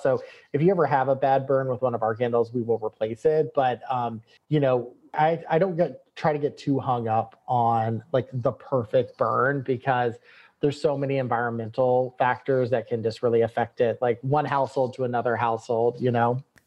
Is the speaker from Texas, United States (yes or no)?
yes; Texas, United States